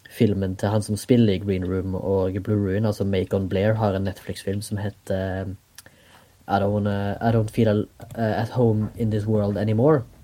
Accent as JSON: {"language": "Norwegian", "town": "Haugesund", "region": "Rogaland", "country": "Norway", "moved": "yes", "lives_now": "Oslo, Norway", "said": "Jeg kommer fra Haugesund. Bor i Oslo."}